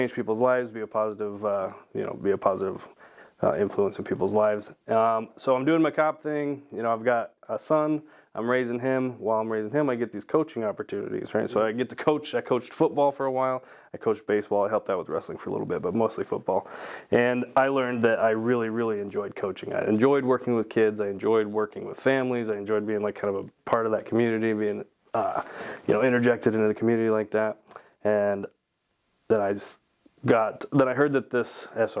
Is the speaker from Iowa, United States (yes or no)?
yes; Norwalk, Iowa, United States; moved away as an adult; also born or lived in Florida / Colorado; I'm from Iowa. I graduated from Norwalk High School. I went to school pretty much the entire time there